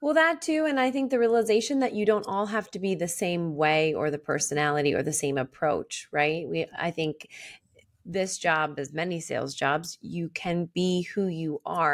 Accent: Philadelphia, Pennsylvania, United States; accent: Philly; my Philly accent

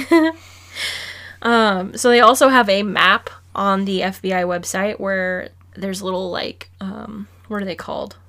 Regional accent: Arizona, United States; we're from Arizona

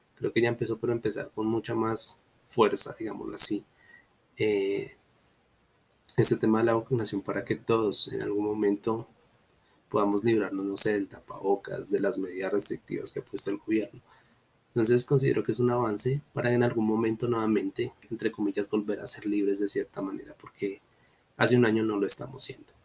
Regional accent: Colombia; todos como colombianos

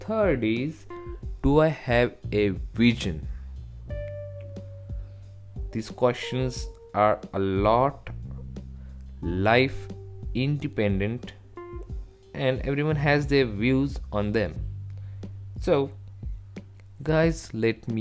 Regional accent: India; from India

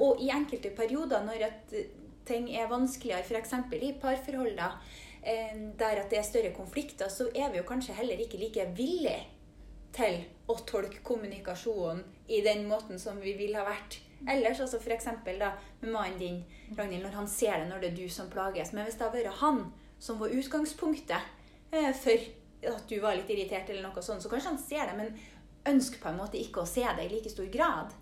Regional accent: Mo i Rana, Nordland, Norway; now in Trondheim, Norway; Jeg er fra Mo i Rana, men bor i Trondheim

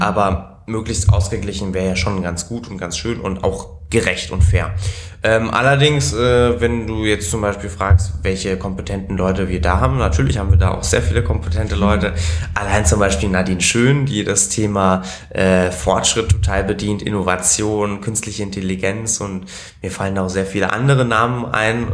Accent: Berlin, Germany; also born or lived in Italy; als ich drei war, sind wir dann nach Deutschland gezogen. Und seitdem bin ich eben hier in Berlin auch. Also ich habe immer in Berlin gewohnt und gelebt. Äh, bin hier zum Kindergarten gegangen, hier bin ich auch in die Schule gegangen

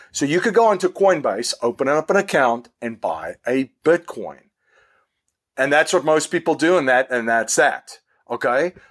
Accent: South Africa; now in United States; in South Africa, where I am originally from

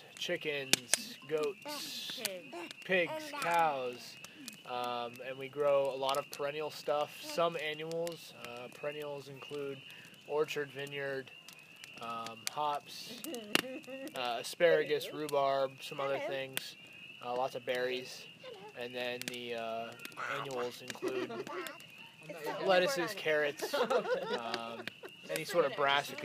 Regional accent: Erie, Pennsylvania, United States; moved away; Erie, Pennsylvania is where I'm mostly from.

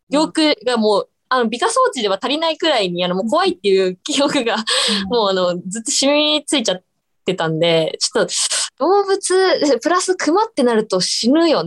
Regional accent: Fukuoka, Japan; 私、福岡県です。ああ、福岡。福岡県です。はいね。そしたら。よく言われます、どうも。方言とか。出ますよ、出ますよ。

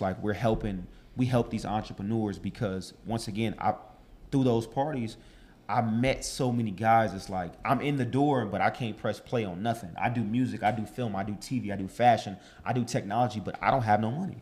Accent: Los Angeles, California, United States; also born or lived in Chicago, Illinois; from Chicago, born and raised in Silmar, California

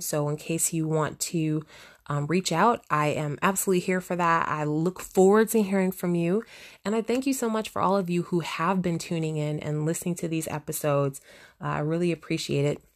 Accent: United States; I'm from the United States

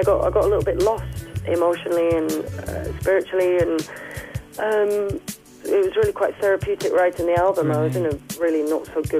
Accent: Yorkshire and the Humber, United Kingdom; accent: Northern; The Northern accent, I come from Yorkshire

